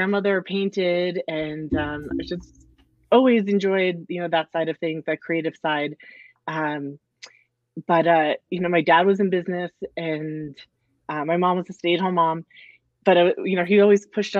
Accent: New Rochelle, New York, United States; moved away as an adult; now in Las Cruces, United States; Las Cruces is filled with people who are not from Las Cruces, and I'm one of them. Okay. Yeah, I'm originally from New York. I grew up right outside of New York City.

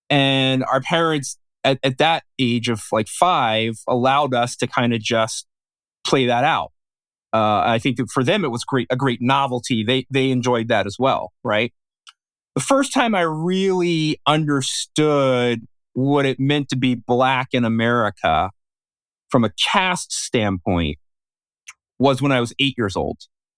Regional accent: Philadelphia, Pennsylvania, United States; growing up in West Philadelphia, sort of very, you know, ethnically Black neighborhood, adjacent with a kind of ethnically Irish and an ethnically Italian neighborhood in South Philadelphia.

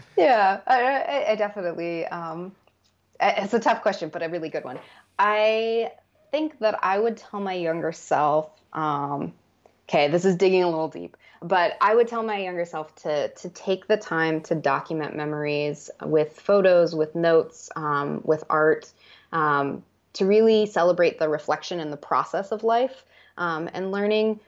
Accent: United States; I grew up on the Navajo Reservation

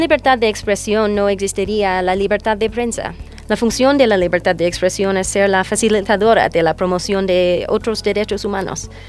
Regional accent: North Carolina, United States; Spanish is a second language; moved away as an adult; now in Ecuador; Soy ah, de Carolina del Norte, de los Estados Unidos

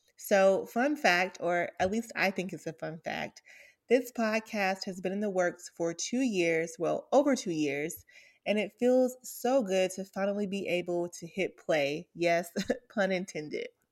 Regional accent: Atlanta, Georgia, United States; I grew up in Atlanta to, um, a single mom

